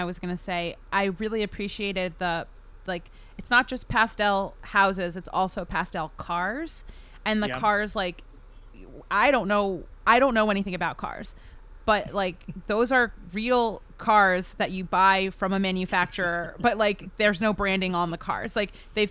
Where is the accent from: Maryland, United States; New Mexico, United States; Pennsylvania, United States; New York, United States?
Maryland, United States; I grew up in Maryland